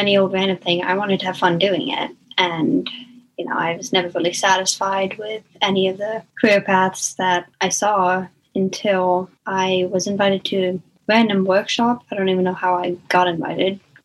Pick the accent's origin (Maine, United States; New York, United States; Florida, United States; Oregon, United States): Maine, United States; South Paris; I'm from South Paris, Maine